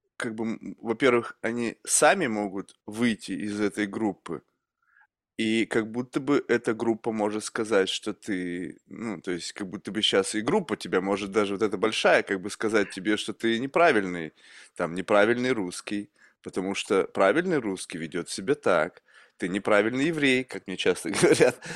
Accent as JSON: {"language": "Russian", "country": "Russia", "tie": "born or raised there", "also_born_or_lived": "United States", "moved": "yes", "said": "рождён я в России, я американский гражданин"}